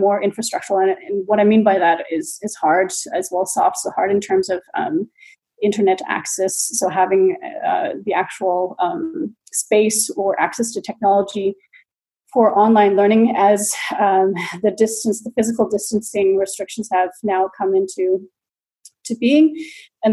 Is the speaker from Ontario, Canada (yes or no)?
no; BC, British Columbia, Canada; moved away as an adult; now in Dortmund, Germany; I'm a Canadian who's been based in Germany since 2012. So I have been educated and also practiced planning in Canada, in BC.